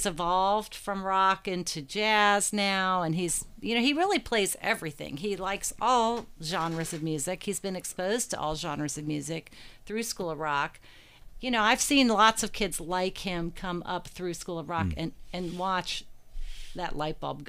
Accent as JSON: {"language": "English", "town": "Morgantown", "region": "West Virginia", "country": "United States", "tie": "born or raised there", "also_born_or_lived": "Chicago, Illinois", "moved": "yes", "lives_now": "Louisville, United States", "said": "I'm originally from West Virginia. I grew up in Morgantown, West Virginia, not too far from here."}